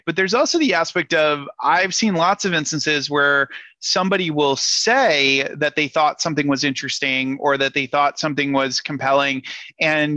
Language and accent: English; Rhode Island, United States; moved away; I'm originally from Rhode Island.